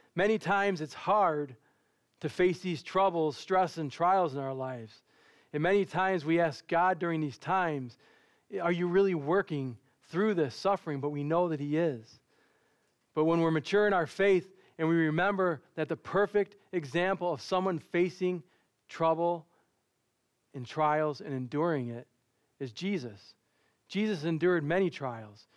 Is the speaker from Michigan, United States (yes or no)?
yes; Dearborn, Michigan, United States; I grew up in Dearborn, and growing up in Dearborn